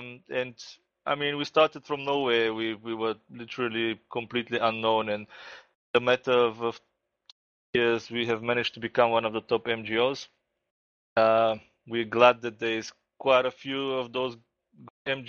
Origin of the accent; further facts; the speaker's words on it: Bulgaria; moved away; also born or lived in South Africa; I went back to my home country, Bulgaria, about 6 months ago